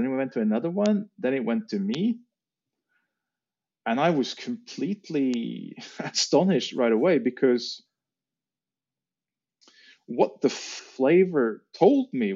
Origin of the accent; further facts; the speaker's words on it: Norway; we had farmhouse in Norway